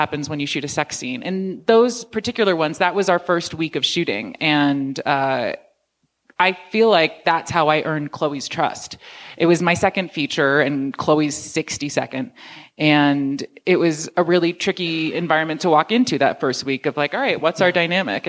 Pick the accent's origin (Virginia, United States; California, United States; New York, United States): New York, United States; I grew up in New York